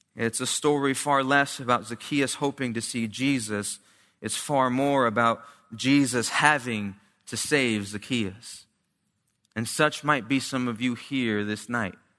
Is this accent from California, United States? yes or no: no; New Jersey, United States; I grew up in New Jersey, uh, small Hispanic church in Haddonfield, uh, Camden at one point